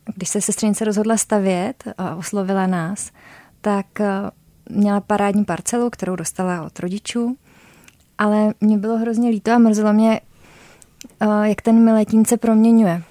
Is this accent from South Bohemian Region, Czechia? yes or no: yes; South Bohemian Region, Czechia; moved away as an adult; also born or lived in Prague; My jsme oba jeho Češi